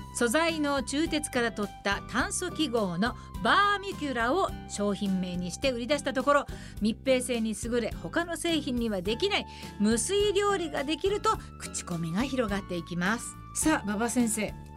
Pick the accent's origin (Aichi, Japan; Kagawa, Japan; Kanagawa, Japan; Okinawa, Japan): Aichi, Japan; Nagoya; 私の故郷名古屋